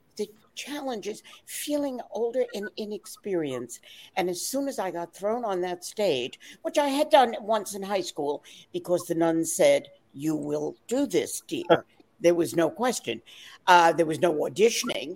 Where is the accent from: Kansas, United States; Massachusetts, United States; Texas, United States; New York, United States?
New York, United States; my parents were Irish immigrants. I'm from New York, but they were from Ireland